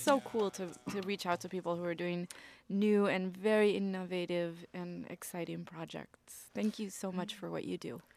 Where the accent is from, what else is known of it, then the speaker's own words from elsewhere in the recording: Argentina; now in Mexico; I live in Mexico right now. I'm from Argentina.